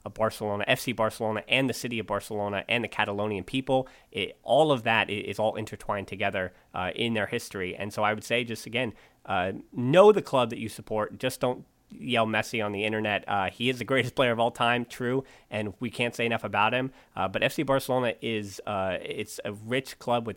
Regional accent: United States; growing up in the States

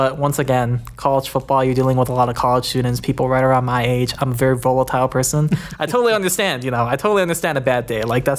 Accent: Metro Detroit, Michigan, United States; moved away as an adult; also born or lived in Minneapolis, Minnesota / East Lansing, Michigan; now in Kansas City, United States; The Metro Detroit. So I won't say I'm from Detroit because people actually from Detroit will get mad

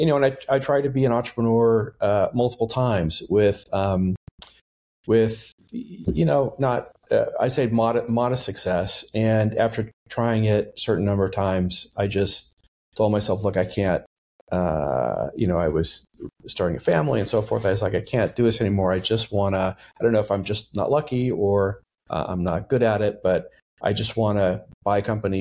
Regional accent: Texas, United States; also born or lived in Boston / New York; So I, you know, I grew up mostly in Texas, where I graduated high school.

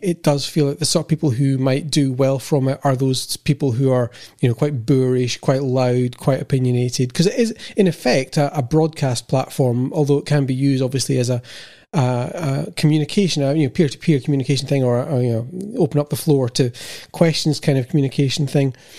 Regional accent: United Kingdom; being British

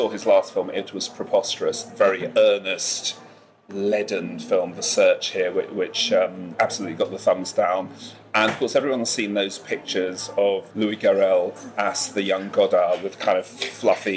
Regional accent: England, United Kingdom

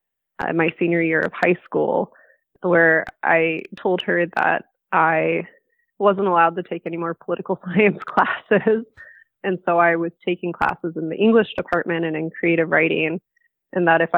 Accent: Michigan, United States; the town where I grew up in Michigan

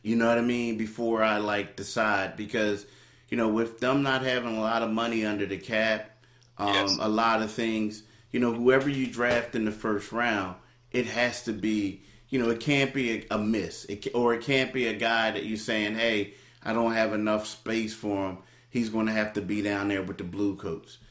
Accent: Philadelphia, Pennsylvania, United States; I'm from Philly

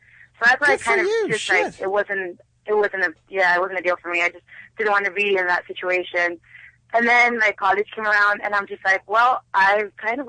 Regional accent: Texas, United States; I'm from Texas, and so my family's like very, very religious, like very conservative.

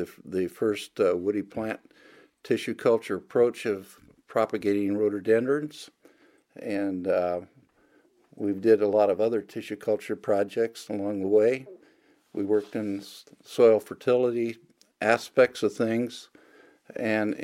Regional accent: Oregon, United States; moved away as an adult; also born or lived in Texas / Riverside, California; now in Skagit Valley, United States; both of my wife and I grew up in Oregon

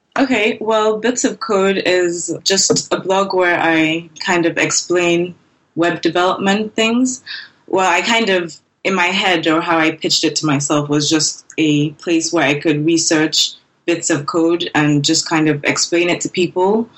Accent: Nigeria; also born or lived in Lagos, Nigeria; I'm a Nigerian user interface designer and front end developer

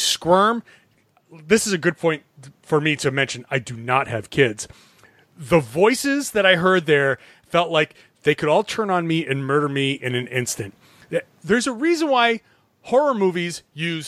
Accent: Rhode Island, United States; I'm from Rhode Island.

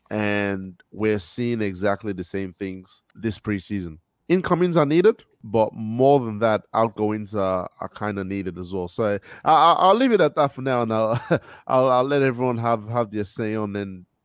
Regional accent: Australia; Yeah, like Daniel said, I'm I'm from Australia.

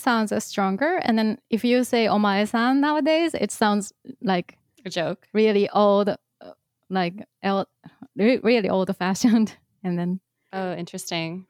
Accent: Kansai, Japan; I grew up in Kansai

